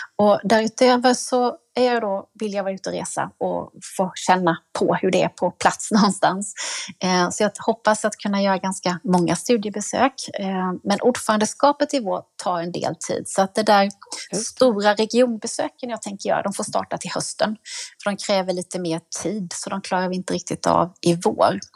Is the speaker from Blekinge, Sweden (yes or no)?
no; Jönköping, Jönköping County, Sweden; när jag fick ta plats hemma i Jönköping i kulturnämnden